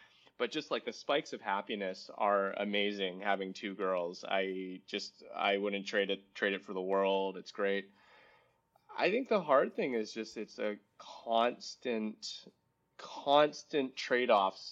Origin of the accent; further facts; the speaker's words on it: Vancouver, British Columbia, Canada; moved away as an adult; also born or lived in San Francisco / San Mateo; I was from Vancouver